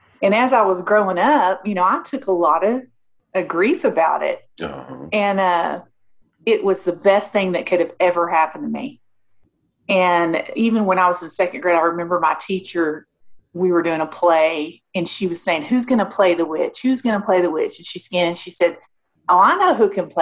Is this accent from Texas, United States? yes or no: yes; Mesquite, Texas, United States; I grew up in Mesquite, Texas, little town outside of Dallas